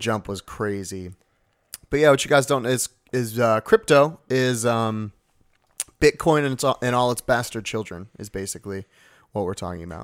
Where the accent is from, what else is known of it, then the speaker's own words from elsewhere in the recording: New Jersey, United States; I am from Jersey